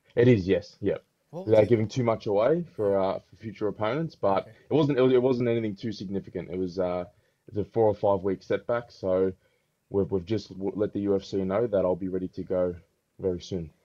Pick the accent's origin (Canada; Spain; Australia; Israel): Australia; Melbourne, Victoria; growing up in Melbourne, which is very diverse